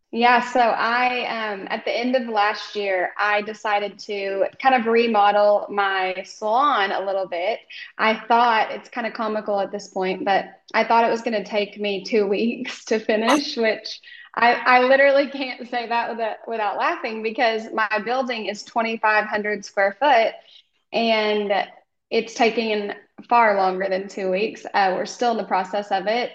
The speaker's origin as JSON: {"language": "English", "region": "Oklahoma", "country": "United States", "said": "I am from Oklahoma"}